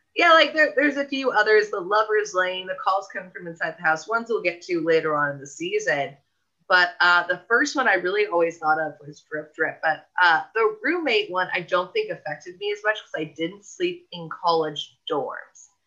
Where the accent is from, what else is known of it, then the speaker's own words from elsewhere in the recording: Southern California, United States; both of us growing up in Southern California